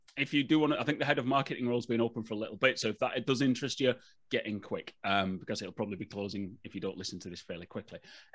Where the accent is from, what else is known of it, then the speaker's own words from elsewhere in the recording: England, United Kingdom; accent: English; now in Northern Ireland, United Kingdom; And was like, you've got such a lovely Irish accent. I'm like, this is awful. But anyway, if you're listening, it's English.